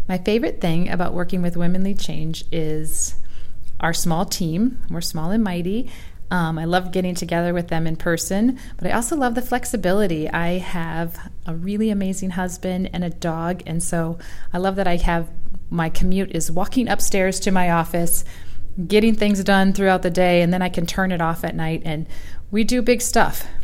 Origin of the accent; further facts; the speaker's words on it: Muscatine, Iowa, United States; moved away as an adult; also born or lived in Rochester, Minnesota / Denver, Colorado; now in Davenport, United States; I grew up in Muscatine, lived ten years